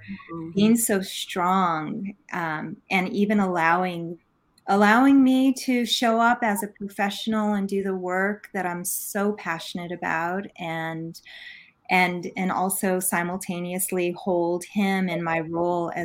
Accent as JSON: {"language": "English", "region": "New Mexico", "country": "United States", "tie": "born or raised there", "said": "I'm born and raised native girl here from New Mexico. And I grew up in a rural part of the state"}